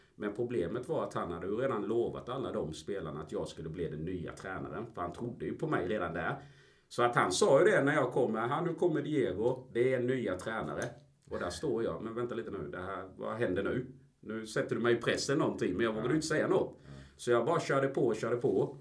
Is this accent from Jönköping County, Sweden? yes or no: no; Ingelstad, Kronoberg County, Sweden; moved away as an adult; also born or lived in Colombia / Gothenburg; Jag är en smålänning kan man väl säga. Eh, jag kommer från Ingelstad, en liten by utanför Växjö, två mil